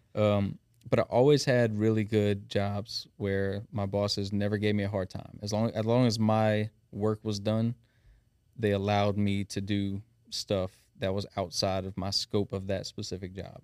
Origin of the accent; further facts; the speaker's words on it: South Louisiana, United States; accent: thick South Louisiana; now in Thibodaux, United States; born and raised in Shreveport. We're operating out of Thibodeau now